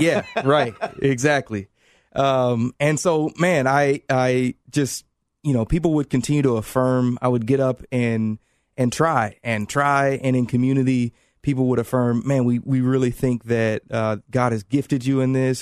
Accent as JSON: {"language": "English", "town": "Indianapolis", "region": "Indiana", "country": "United States", "moved": "yes", "said": "I'm from Indianapolis"}